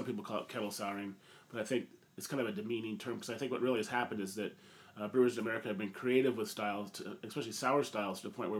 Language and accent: English; Portland, Oregon, United States; also born or lived in Bend; Yeah, Portland's a great city. It's my hometown. I was from Portland. Many moons ago, I was born here.